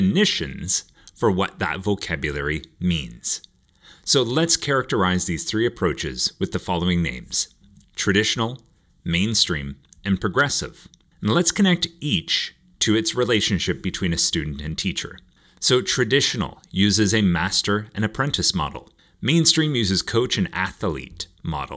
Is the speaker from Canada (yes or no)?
yes; Canada; growing up in Canada, the typical primary school was kindergarten to grade 8